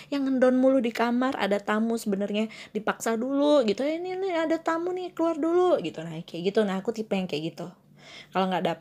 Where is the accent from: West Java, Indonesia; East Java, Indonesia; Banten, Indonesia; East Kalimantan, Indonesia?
East Java, Indonesia; Malang; now in Jakarta, Indonesia; antara aku kembali lagi ke kota aku yang tercinta kota Malang atau aku survive di sini kayak aku harus uh, bertahan di sini dan cari kerjaan yang baru lagi di Jakarta lagi